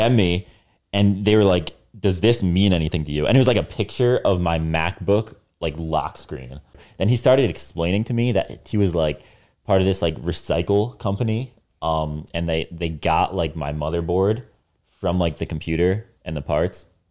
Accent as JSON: {"language": "English", "region": "New Jersey", "country": "United States", "tie": "born or raised there", "said": "North Jersey"}